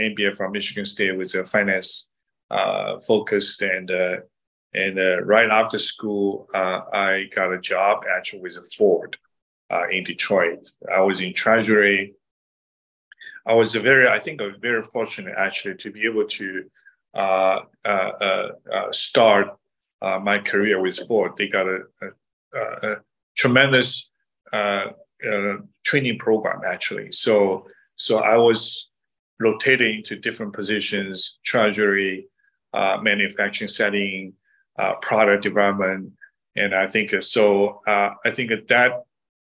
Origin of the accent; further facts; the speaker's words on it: Shanghai, China; now in Silicon Valley, United States; I was born and raised in Shanghai